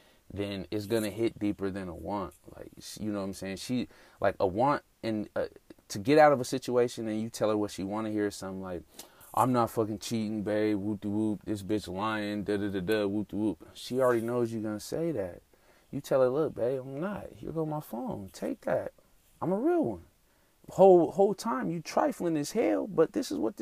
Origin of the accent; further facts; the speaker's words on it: Denver, Colorado, United States; moved away as an adult; now in Atlanta, United States; I moved to Atlanta recently. I'm from Denver, Colorado.